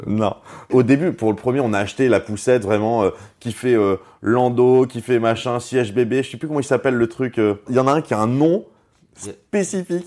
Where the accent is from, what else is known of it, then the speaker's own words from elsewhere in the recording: Strasbourg, Grand Est, France; on vient tous les deux de Strasbourg. On, était, on était dans la même, on était dans la même classe, dans la, maternelle.